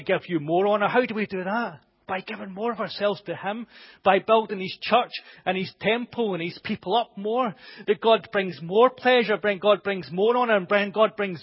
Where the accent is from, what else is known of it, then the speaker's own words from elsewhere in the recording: United Kingdom; us as British people